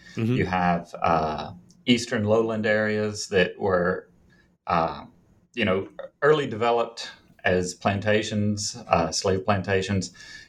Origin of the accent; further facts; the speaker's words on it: Jonesboro, Arkansas, United States; now in Little Rock, United States; I grew up in Jonesboro, Arkansas. It's in the northeastern corner. Mm-hmm. Currently live in Little Rock.